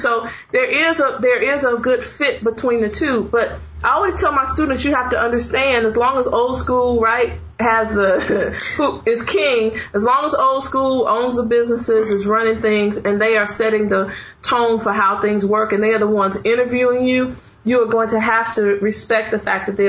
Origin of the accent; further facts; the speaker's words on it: Chicago, Illinois, United States; moved away; I grew up in Chicago, so I used a lot of slang.